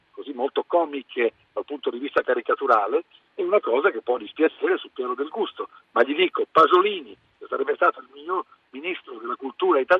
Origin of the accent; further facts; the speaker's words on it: Italy; Sono uno dei pochi italiani che si è occupato di cultura sarta